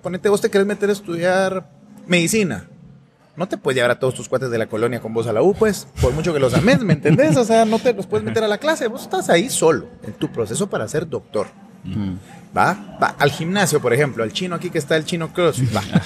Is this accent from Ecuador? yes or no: no; Guatemala; soy un guatemalteco esposo